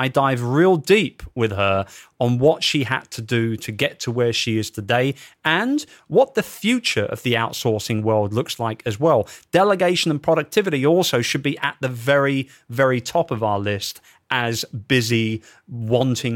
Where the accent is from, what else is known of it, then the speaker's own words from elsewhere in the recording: London, United Kingdom; in my hometown